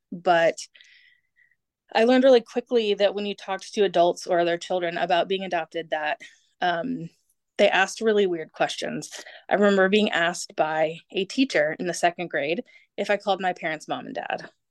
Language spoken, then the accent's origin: English; United States; also born or lived in Germany; I am an American, born to an American, adopted by Americans on an Air Force base in Germany